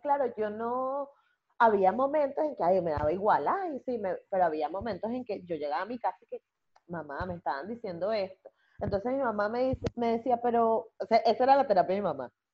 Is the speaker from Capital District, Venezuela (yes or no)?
no; Chirimena, Miranda, Venezuela; yo soy de Chirimena.